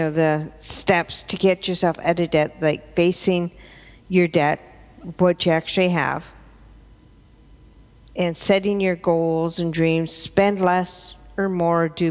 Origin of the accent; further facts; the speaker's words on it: Victoria, British Columbia, Canada; also born or lived in Vancouver; I'm originally from Victoria